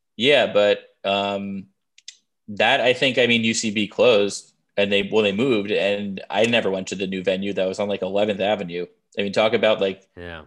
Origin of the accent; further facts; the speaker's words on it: Smithtown, New York, United States; moved away; I'm from Long Island and like there are different parts of Long Island, but my Long Island